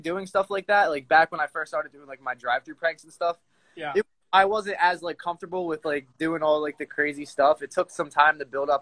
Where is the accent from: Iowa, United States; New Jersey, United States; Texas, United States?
New Jersey, United States; moved away as an adult; now in California, United States; I'm from Jersey.